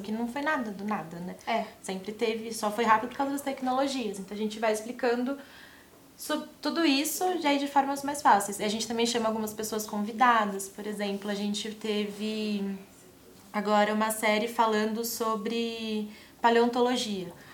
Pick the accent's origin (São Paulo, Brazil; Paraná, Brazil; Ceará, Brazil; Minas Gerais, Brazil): São Paulo, Brazil; eu que sou de São Paulo